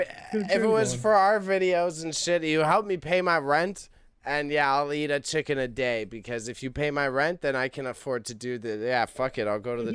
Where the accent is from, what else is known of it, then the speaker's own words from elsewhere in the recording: Canada; I guess we're a Canadian